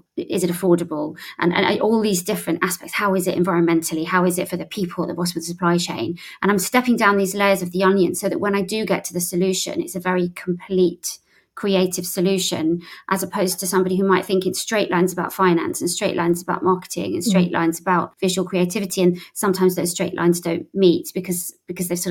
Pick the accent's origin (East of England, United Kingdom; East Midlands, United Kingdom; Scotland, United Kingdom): East of England, United Kingdom; St Albans; moved away; I was originally from St Albans